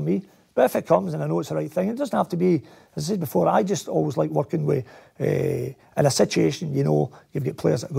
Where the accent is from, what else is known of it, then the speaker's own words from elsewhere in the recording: Scotland, United Kingdom; growing up in Scotland